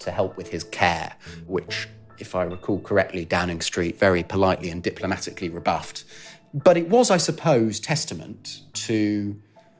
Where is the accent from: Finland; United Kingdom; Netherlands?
United Kingdom; moved away as an adult; also born or lived in United States; now in Washington, United States; a British reporter out here in America